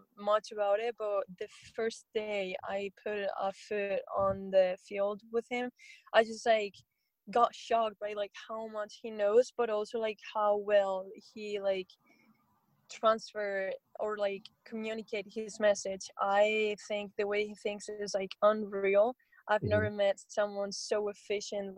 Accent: Spain; moved away as an adult; now in Seattle, United States; when I was still in Spain

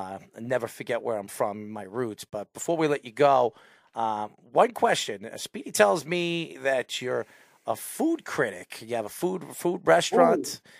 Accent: Long Island, New York, United States; I'm a Long Island native.

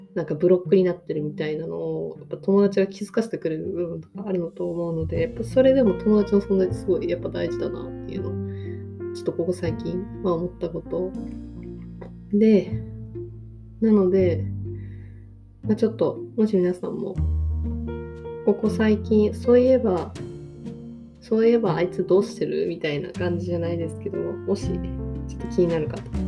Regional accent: Tokyo, Japan; now in Osaka, Japan; 私も元々出身東京なんですけど、で、今大阪に住んでるんですけど

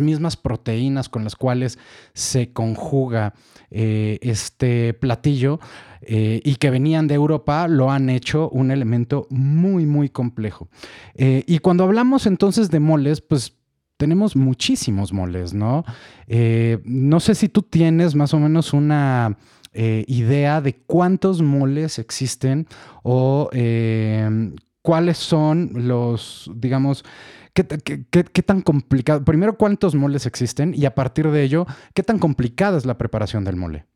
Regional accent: Mexico; como mexicanos

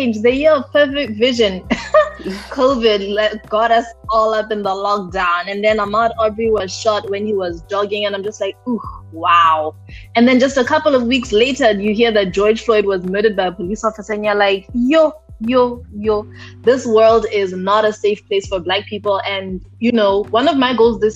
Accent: Botswana; moved away as an adult; now in Taiwan; And I grew up in Botswana pretty much all of my my youth

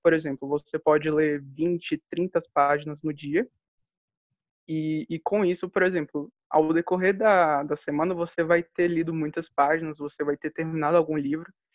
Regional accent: Brasília, Federal District, Brazil; sou de Brasília

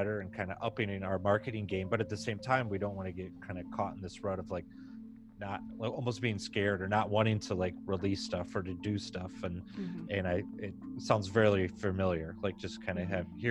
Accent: Michigan, United States; I was from Michigan. We're in Michigan

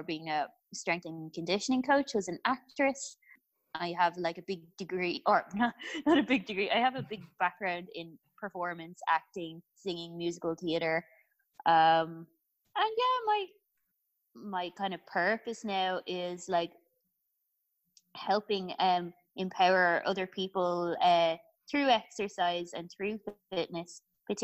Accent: Ireland; I'm from Ireland

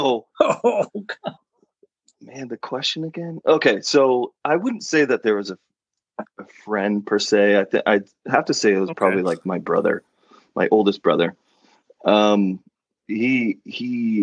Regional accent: Oregon, United States; moved away as an adult; also born or lived in Rhode Island; Oregon, lived in Oregon, lived there until I graduated high school

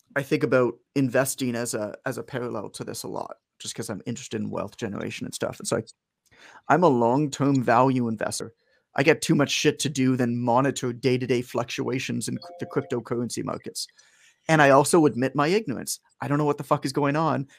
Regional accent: Canada; I'm from Canada, uh, but I'm in the U S right now.

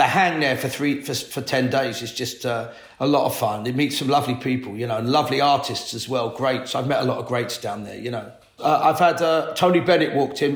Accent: London, United Kingdom; I grew up in Latimer Road, just the back end of Ladbrook Grove, West London.

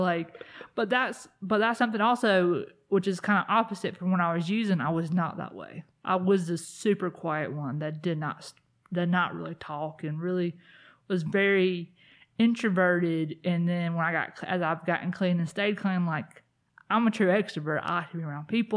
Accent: South Carolina, United States; I grew up in South Carolina

